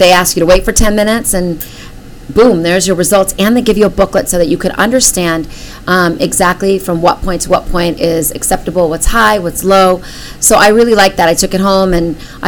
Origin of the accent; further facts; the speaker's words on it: India; I'm Indian